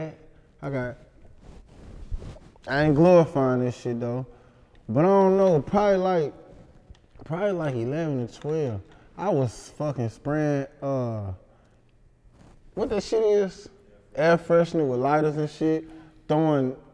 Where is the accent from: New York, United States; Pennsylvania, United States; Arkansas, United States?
Arkansas, United States; Helena; I'm from Helena.